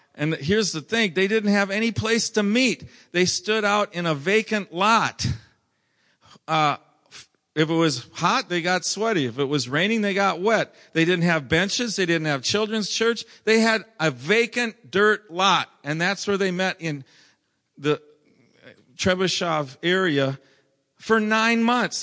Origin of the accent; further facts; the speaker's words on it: Minnesota, United States; moved away; I'm from Minnesota